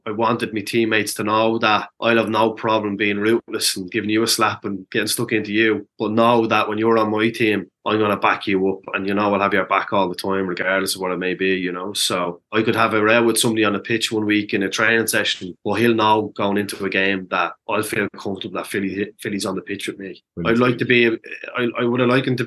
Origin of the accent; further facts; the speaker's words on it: Dublin, Leinster, Ireland; I grew up in a community that there was a huge amount of community activists on the basis of how impoverished my community of Ballymun was